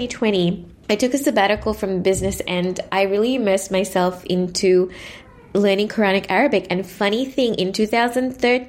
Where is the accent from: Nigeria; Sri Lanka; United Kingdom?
Sri Lanka; moved away as an adult; now in Melbourne, Australia; I was born and raised in Sri Lanka and spent most of my years in Sri Lanka before coming to Melbourne for university